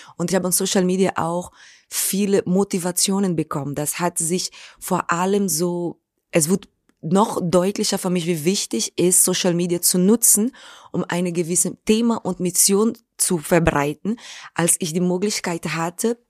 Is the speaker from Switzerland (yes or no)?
no; Brazil; German is a second language; now in Germany; meine Schule fing in Brasilien an, in der Favela, wo ich aufgewachsen bin